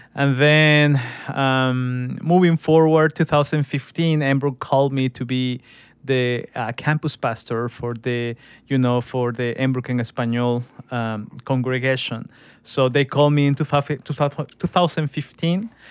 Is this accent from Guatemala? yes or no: yes; Guatemala; English is a second language; moved away; I'm from Guatemala and that we have expressions and culture things that are unique for my country